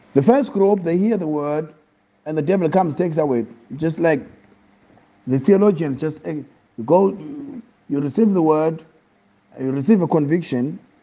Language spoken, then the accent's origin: English; Eastern Cape, South Africa; moved away; also born or lived in Pietermaritzburg / Johannesburg / Empangeni; I was born in Eastern Cape. I grew up, I was in. I was raised with a Xhosa family, staunch Xhosa family